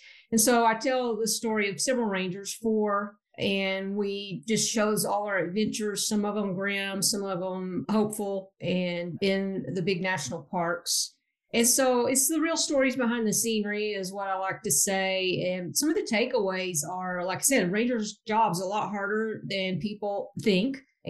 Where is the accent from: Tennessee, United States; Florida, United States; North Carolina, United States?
Tennessee, United States; moved away as an adult; I was born in Tennessee